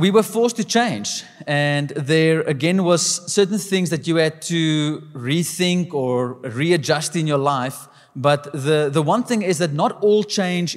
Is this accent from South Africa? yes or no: yes; South Africa; us specifically as a South African people